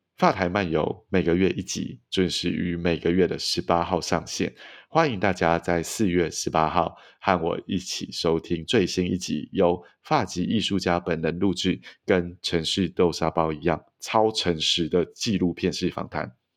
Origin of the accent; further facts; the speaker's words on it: Taiwan; now in Paris, France; 来自东亚的台湾